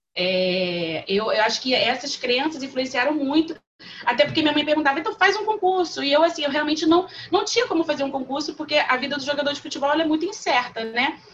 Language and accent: Portuguese; Niterói, Rio de Janeiro, Brazil; moved away; Eu sou de Niterói, do Rio de Janeiro